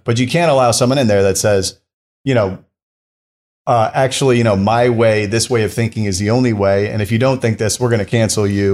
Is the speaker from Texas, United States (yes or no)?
no; upstate New York, United States; moved away; also born or lived in Washington, D.C.; I'm originally from the New York area, New York City area, upstate New York, which would be about an hour and a half north of Manhattan